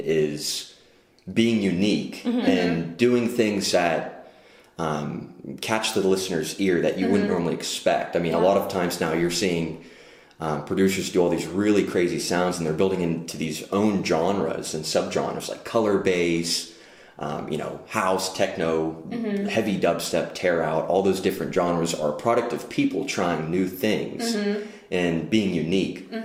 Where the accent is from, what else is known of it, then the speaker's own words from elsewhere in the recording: Pittsburgh, Pennsylvania, United States; born and raised in Pittsburgh